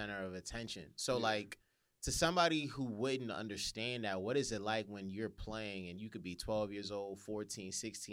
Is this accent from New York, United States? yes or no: yes; Westchester, New York, United States; I'm from Westchester, 914, so I remember seeing the St. Ray's varsity basketball schedule